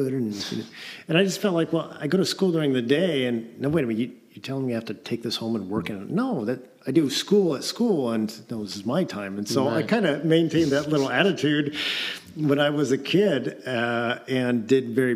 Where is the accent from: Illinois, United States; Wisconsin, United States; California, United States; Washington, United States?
Washington, United States; Eatonville; also born or lived in Russia; Grew up in Eatonville.